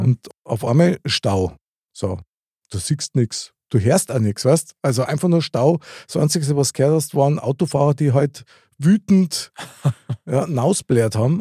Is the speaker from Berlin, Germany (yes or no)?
no; Munich, Bavaria, Germany; Ich bin in der Nähe vom Stiegelmeierplatz aufgewachsen